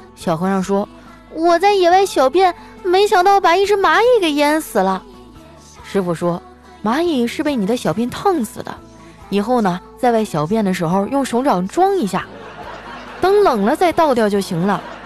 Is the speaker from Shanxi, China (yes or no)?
no; Qitaihe, Heilongjiang, China; moved away; 我老家七台河